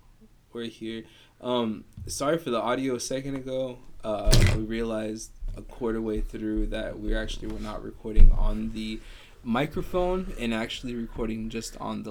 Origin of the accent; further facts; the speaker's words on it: Texas, United States; I'm from Texas